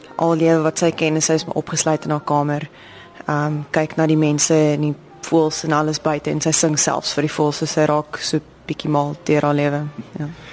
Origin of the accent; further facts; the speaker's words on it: South Africa; ons as Suid-Afrikaners